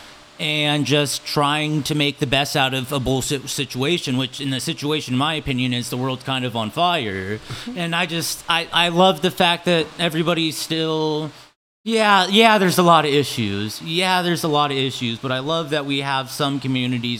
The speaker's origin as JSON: {"language": "English", "town": "Olathe", "region": "Kansas", "country": "United States", "tie": "born or raised there", "also_born_or_lived": "Portland, Oregon / Florida", "said": "I was born in Olathe, Kansas, a little suburb of Kansas City"}